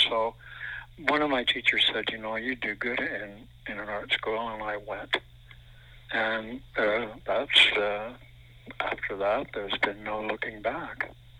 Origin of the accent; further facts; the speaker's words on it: Netherlands; born there; Yes, I was born in Holland.